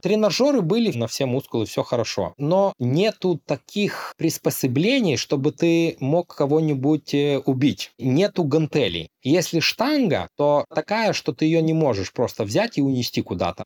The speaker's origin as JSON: {"language": "Russian", "country": "Lithuania", "also_born_or_lived": "Norway", "moved": "yes", "said": "я литовец"}